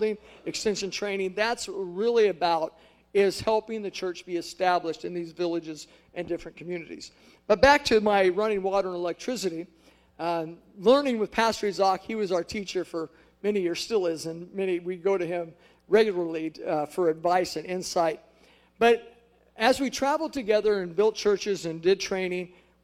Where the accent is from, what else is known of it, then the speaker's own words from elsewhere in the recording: United States; moved away as an adult; now in Angola; I'm fresh off the boat from America